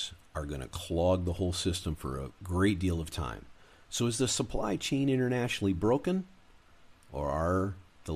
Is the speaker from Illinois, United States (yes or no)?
no; Michigan, United States; moved away; also born or lived in Arizona / California; I grew up in Michigan